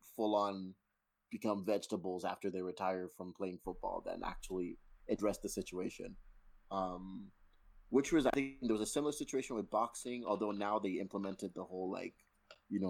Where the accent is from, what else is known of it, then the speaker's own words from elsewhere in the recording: Nigeria; I am Nigerian